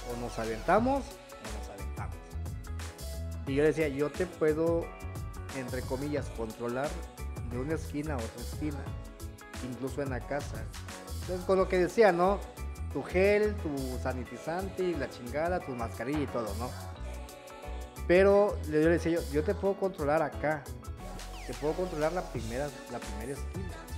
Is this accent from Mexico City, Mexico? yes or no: no; Chiapa de Corzo, Chiapas, Mexico